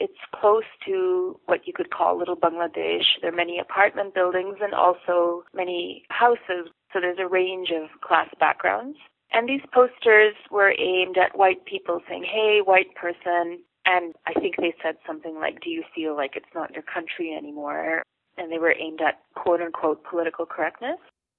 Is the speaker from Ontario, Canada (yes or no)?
yes; Toronto, Ontario, Canada; also born or lived in Pakistan; as a young person growing up in Toronto, I had moved to Toronto from Pakistan at 11 after having been born in Canada